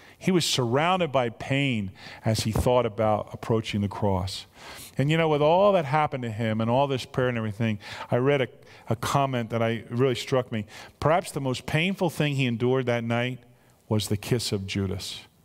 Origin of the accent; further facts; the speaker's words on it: United States; I'm an American